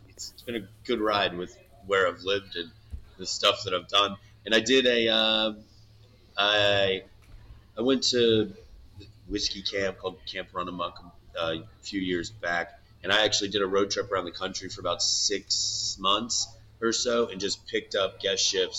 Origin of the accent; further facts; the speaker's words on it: DeLand, Florida, United States; also born or lived in Australia; I'm from Deland, Florida, where if you don't know where that is, don't worry about it.